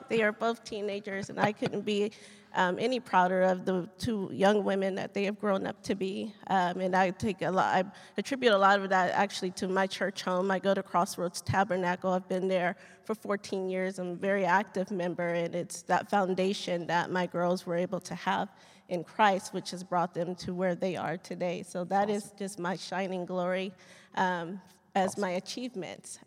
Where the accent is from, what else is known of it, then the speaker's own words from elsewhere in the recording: Riverside, California, United States; moved away as an adult; also born or lived in Lakewood, California; now in Fort Worth, United States; I was born in Lakewood, California, uh, but I was actually raised in Riverside